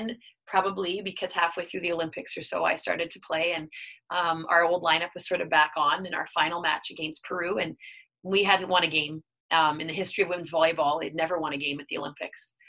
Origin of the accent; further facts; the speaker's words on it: Steinbach, Manitoba, Canada; I was still from Steinbeck